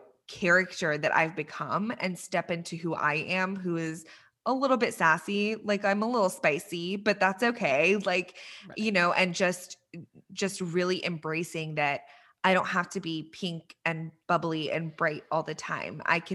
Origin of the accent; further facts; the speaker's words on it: Iran; born there; I mentioned to you when we were chatting earlier that I was born in Iran